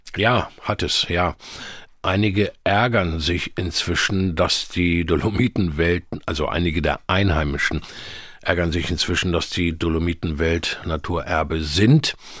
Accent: Hanover, Lower Saxony, Germany; groß geworden in Hannover

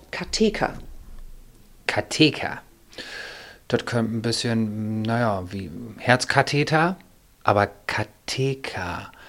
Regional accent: Esens, Lower Saxony, Germany; Gut, Esens eh komme ich.

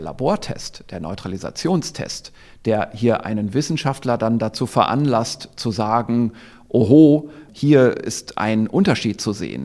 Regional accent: Germany; hier bei uns in Deutschland

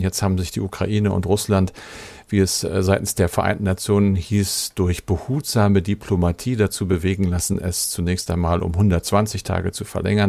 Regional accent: Germany; bei uns in Deutschland

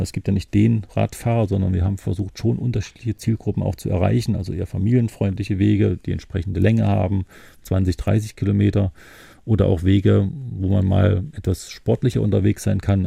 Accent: Thuringia, Germany; now in Mecklenburg-Vorpommern, Germany; ich als Thüringer

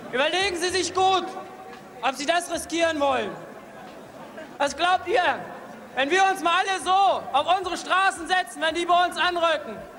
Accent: Lüchow, Lower Saxony, Germany; born or raised there

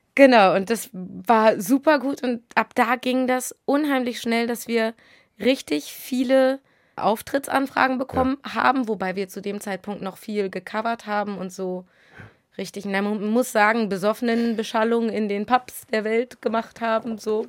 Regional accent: Sylt, Schleswig-Holstein, Germany; moved away as an adult; now in Hamburg, Germany; aufgewachsen. Also meine ersten 20 Jahre habe ich da verbracht.

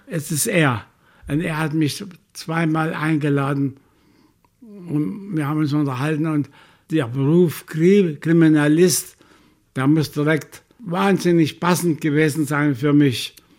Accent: Chemnitz, Saxony, Germany; ich will zurück in meine Heimatstadt

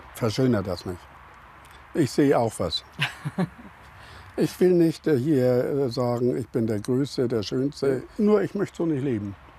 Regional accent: Hamburg, Germany; Also ich bin ja ein Hamburger.

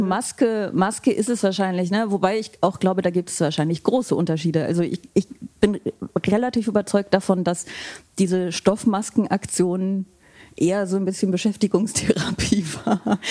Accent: Aachen, North Rhine-Westphalia, Germany; moved away; meine Heimatstadt äh, Aachen, aus der ich ja ursprünglich komme

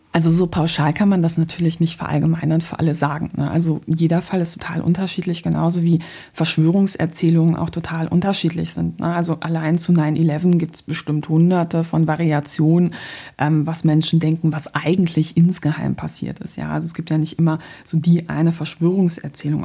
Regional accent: Poland; now in Germany; Ich bin nämlich ähm, gebürtige Polin

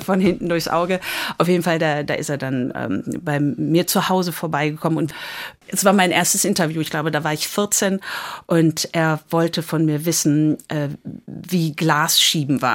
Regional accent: Dortmund, North Rhine-Westphalia, Germany; moved away as an adult; also born or lived in United States; in Dortmund, äh, Bövinghausen, wo ich groß geworden bin

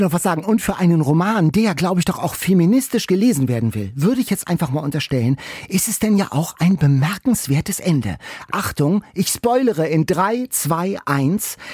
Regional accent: Lübeck, Schleswig-Holstein, Germany; Ich komme ja aus Lübeck

